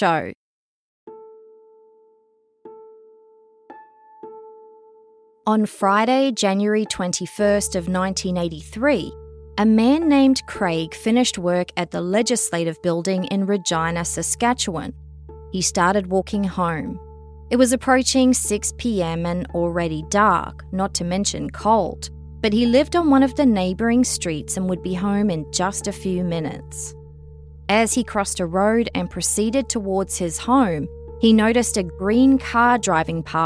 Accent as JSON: {"language": "English", "country": "Australia", "moved": "yes", "said": "I'm obviously originally from Australia"}